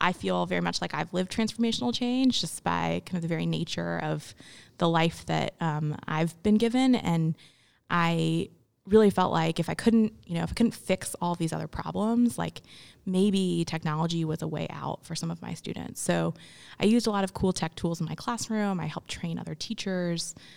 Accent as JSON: {"language": "English", "town": "Memphis", "region": "Tennessee", "country": "United States", "tie": "born or raised there", "also_born_or_lived": "India", "said": "I grew up in Memphis, but I was adopted. So I was born in India"}